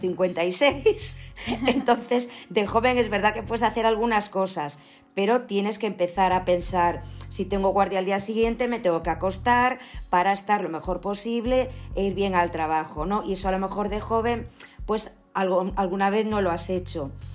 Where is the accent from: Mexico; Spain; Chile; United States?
Spain; Ourense, Galicia; also born or lived in Pontevedra province; yo soy gallega que eso no, lo dije, me parece antes, perdonad. Yo nací en Ourense